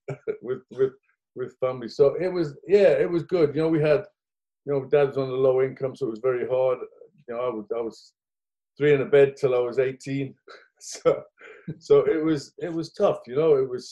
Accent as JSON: {"language": "English", "area": "the Northeast", "region": "North East England", "country": "United Kingdom", "tie": "born or raised there", "said": "As a child growing up in the Northeast"}